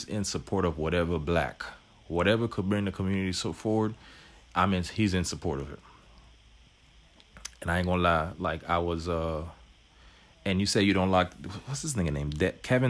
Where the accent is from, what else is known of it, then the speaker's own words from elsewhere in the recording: Haiti; moved away; we're both from Haiti